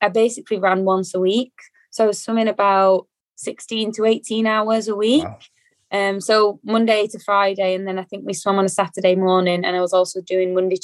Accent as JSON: {"language": "English", "town": "Manchester", "region": "North West England", "country": "United Kingdom", "tie": "born or raised there", "said": "grew up in Manchester"}